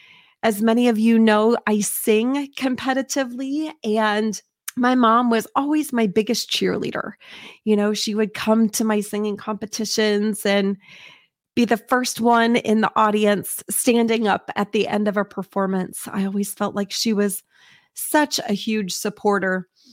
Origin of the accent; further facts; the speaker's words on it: Indiana, United States; I will tell you, I grew up in Southern Indiana and lived on a street that I was able to walk to elementary school.